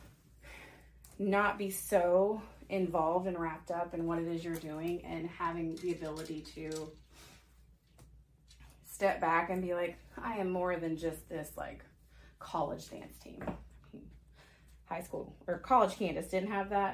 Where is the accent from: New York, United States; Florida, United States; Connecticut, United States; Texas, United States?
Texas, United States; Forney; also born or lived in Arlington, Texas; In, like, elementary school, I moved from Forney to Arlington for a year